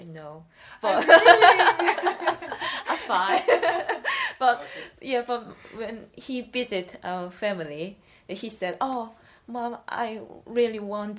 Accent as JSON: {"language": "English", "region": "Busan", "country": "South Korea", "also_born_or_lived": "Japan", "second_language": "English", "moved": "as an adult", "lives_now": "Norton, United Kingdom", "said": "I'm from Busan. It's like second biggest city."}